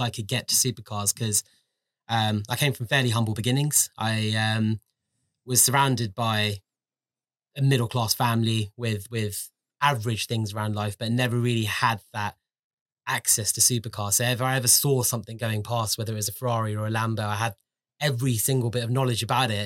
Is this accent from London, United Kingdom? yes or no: yes; London, United Kingdom; I was born and brought up in London. I was, um, born and brought up in West London